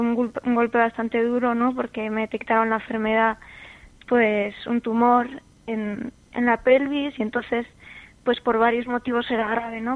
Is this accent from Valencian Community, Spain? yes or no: no; San Sebastián, Basque Country, Spain; tengo 24 años, soy de San Sebastián